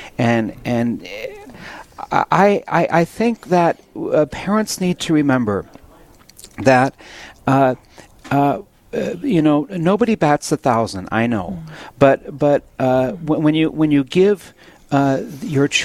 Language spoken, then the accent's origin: English; Williston, North Dakota, United States; I was up in Williston for a wedding on Saturday, a week ago Saturday. And that's my hometown